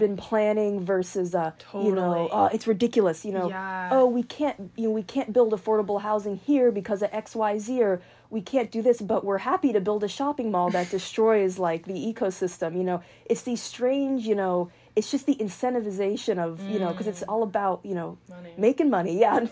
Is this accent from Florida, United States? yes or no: no; Marin County, California, United States; I was born in Marin County